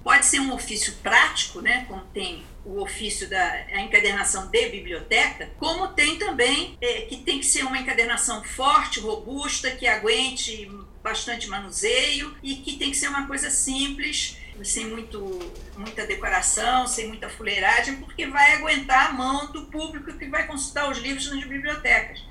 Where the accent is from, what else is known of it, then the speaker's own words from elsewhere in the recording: Rio de Janeiro, Brazil; moved away as an adult; now in São Paulo, Brazil; eu montei o meu ateliê no Rio de Janeiro, que eu sou do Rio